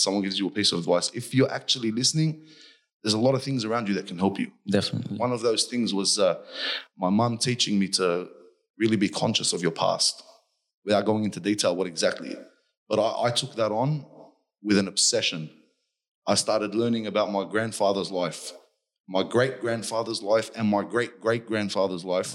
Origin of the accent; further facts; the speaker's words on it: Hurstville, New South Wales, Australia; I grew up in Hurstville, on top of a convenience store.